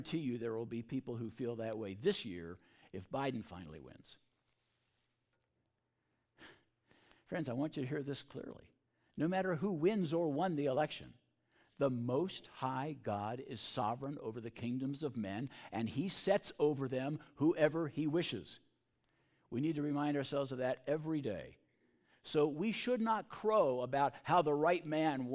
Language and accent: English; Baltimore, Maryland, United States; I was growing up in Baltimore in the 1950s